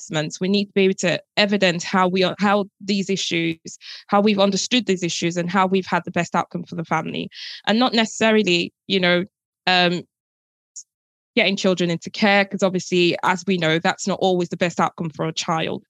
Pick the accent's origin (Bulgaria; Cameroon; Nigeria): Nigeria; moved away; I grew up in Nigeria and that was the norm. But obviously now coming here and obviously living in a different society